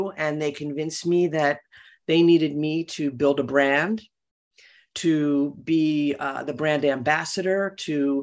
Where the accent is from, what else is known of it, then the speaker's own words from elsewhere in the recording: Philadelphia, Pennsylvania, United States; I was born and raised in Philadelphia to probably a middle-class family